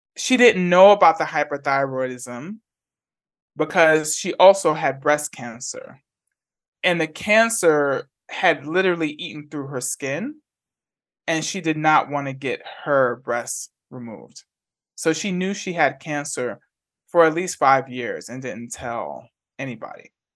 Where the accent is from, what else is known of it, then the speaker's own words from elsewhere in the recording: New York City, New York, United States; moved away as an adult; also born or lived in Bay Area / Atlanta; now in Huddersfield, United Kingdom; I grew up in the Bronx, and I grew up in a two-bedroom, one-and-a-half bath apartment on the concourse